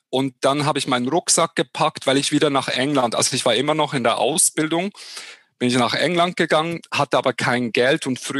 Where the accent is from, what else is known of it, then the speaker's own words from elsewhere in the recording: Switzerland; als Schweizer in Hochdeutsch ist es ein bisschen ähnlich wahrscheinlich wie in Österreich